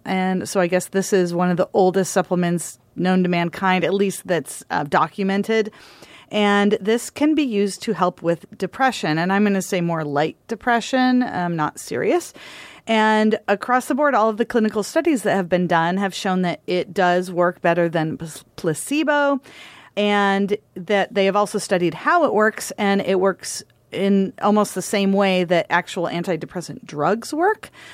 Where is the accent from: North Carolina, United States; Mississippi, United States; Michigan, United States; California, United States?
Michigan, United States; moved away; also born or lived in Oregon; I grew up in Michigan and I called it pop. And when I moved to Oregon